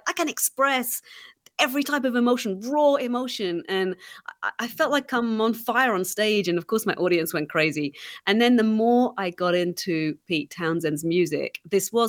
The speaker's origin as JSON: {"language": "English", "region": "England", "country": "United Kingdom", "tie": "born or raised there", "moved": "yes", "said": "growing up in England"}